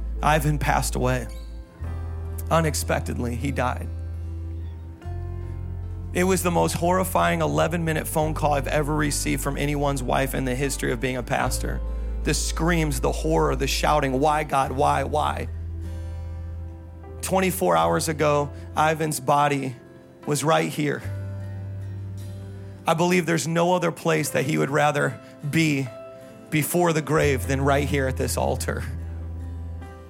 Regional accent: Midwest, United States; moved away; I was from the Midwest where there's lakes that don't have big waves

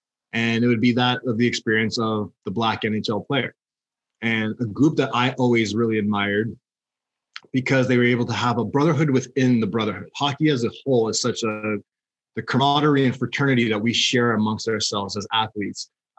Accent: Canada; if I'm a kid from Blackburn

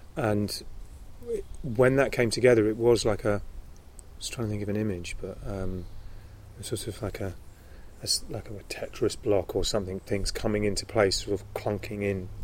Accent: London, United Kingdom; also born or lived in Summerhill school, countryside; I grew up in London, but I also went to schools in the country

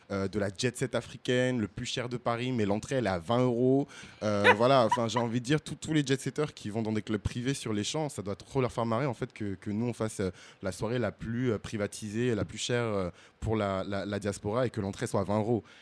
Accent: Benin; Moi, je suis béninois, mais les Togolais, ils sont dans mon cœur. Je suis Togolais de cœur.

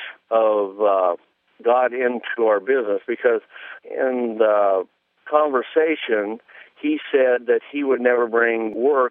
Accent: Nebraska, United States; I'm a farmer from Nebraska

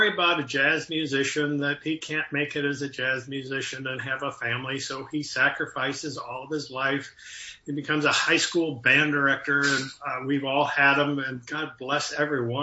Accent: Waterloo, Iowa, United States; I grew up in Waterloo, Iowa, and I was going to school in Iowa City

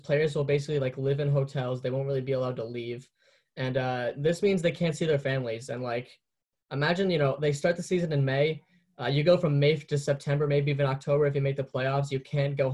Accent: New York, United States; I'm from New York. I'm from New York

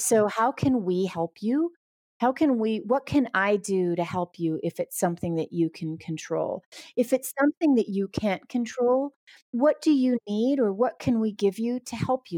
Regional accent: New York, United States; I'm from New York

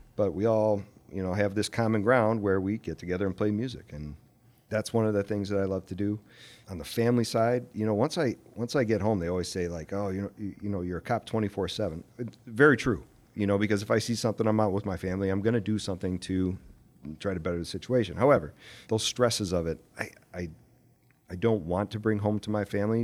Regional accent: Aurora, United States; Aurora was, was my hometown

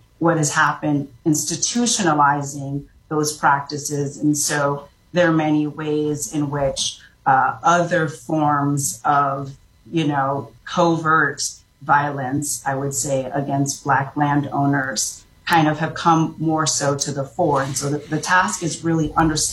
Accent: Orlando, Florida, United States; also born or lived in Jamaica; I grew up in Orlando, Florida

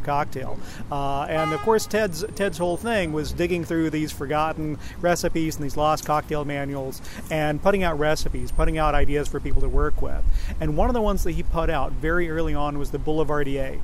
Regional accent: Oklahoma, United States; moved away as an adult; also born or lived in New York; I grew up in uh, in Oklahoma in a rural community

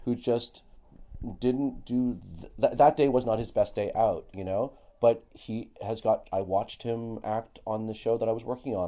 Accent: Toronto, Ontario, Canada; also born or lived in Halifax; born and raised in Toronto, but I used to go to P E I every summer

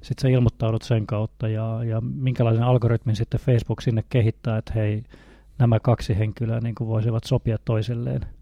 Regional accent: Northern Satakunta, Finland; moved away; mistä päin mä oon kotoisin, niin kuin tuolta Pohjois-Satakunnasta

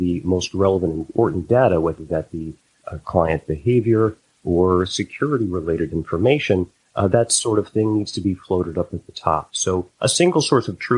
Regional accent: Connecticut, United States; now in Boston, United States; born and raised in Connecticut, lived in New England all my life

